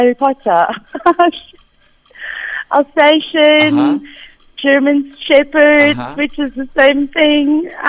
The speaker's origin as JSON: {"language": "English", "town": "Benoni", "region": "Gauteng", "country": "South Africa", "said": "I'm actually from Benoni"}